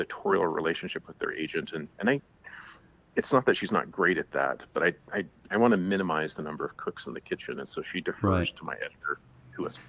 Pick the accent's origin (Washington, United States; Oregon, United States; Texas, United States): Oregon, United States; Ashland; I grew up in Ashland, Oregon, which is a theater town.